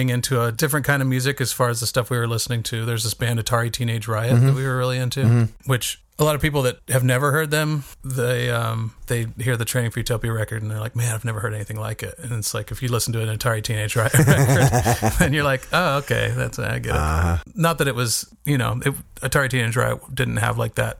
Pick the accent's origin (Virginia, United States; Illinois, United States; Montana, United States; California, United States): California, United States; Northern; moved away as an adult; also born or lived in Whittier, California / Bend, Oregon / Seattle, Washington; we were there for 9 years until I was 10 years old. And then we moved to Northern California